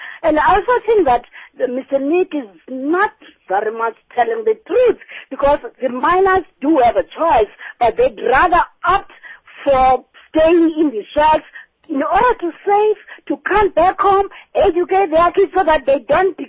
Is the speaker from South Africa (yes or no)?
yes; Atate, Eastern Cape, South Africa; now in Umtata, South Africa; Fortunately, I'm in Umtata, but I come from Atate, a rural area on the borders of KZN and Lesotho, and many of our relatives work in the mines.